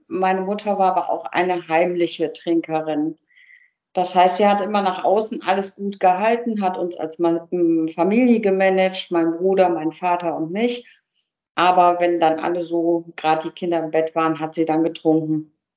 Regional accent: Cologne, North Rhine-Westphalia, Germany; Ich bin, bin Kölnerin

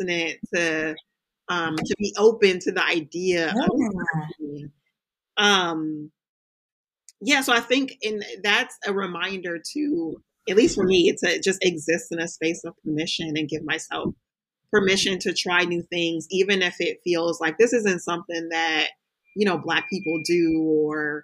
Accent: California, United States; so I grew up in California

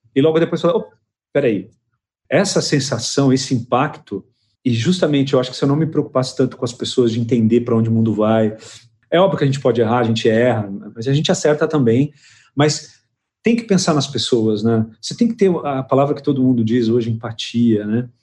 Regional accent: São José do Rio Preto, São Paulo, Brazil; moved away as an adult; also born or lived in Lisbon, Portugal; Eu saí de Rio Preto com 24 anos, né? 24 para 25 anos eu saí

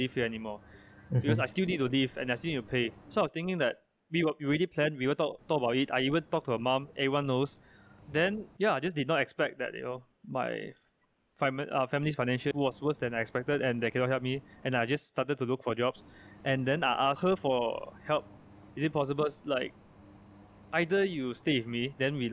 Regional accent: Malaysia; I am Chinese Malaysian, I'm not American

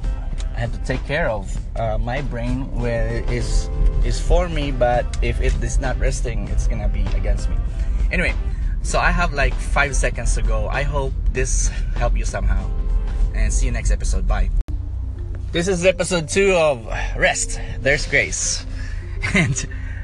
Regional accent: Philippines; I'm from the Philippines, and the Philippines is a very beautiful place where it's very warm.

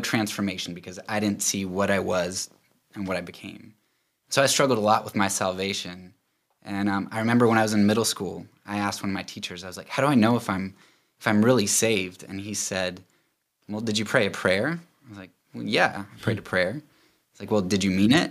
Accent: Lancaster County, Pennsylvania, United States; I'm actually from Pennsylvania, Lancaster County

